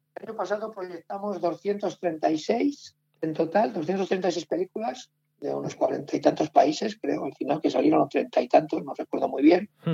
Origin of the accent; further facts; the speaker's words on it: Soria, Castile and León, Spain; moved away as an adult; now in Madrid, Spain; los sorianos somos muy pesados con Soria